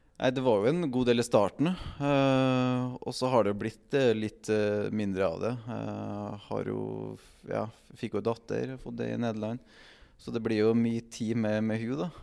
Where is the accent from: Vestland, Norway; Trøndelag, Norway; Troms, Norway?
Trøndelag, Norway; Trondheim; moved away as an adult; Jeg er fra Trondheim